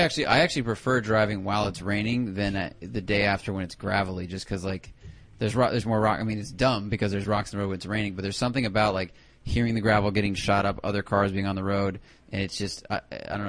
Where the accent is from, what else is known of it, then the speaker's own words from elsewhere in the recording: Northern California, United States; I grew up in NorCal. It rained like for three months straight